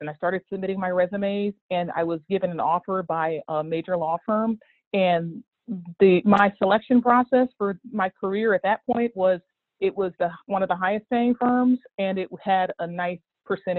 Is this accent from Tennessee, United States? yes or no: no; Dayton, Ohio, United States; I grew up in Dayton, Ohio, in sort of a kind of General Motors town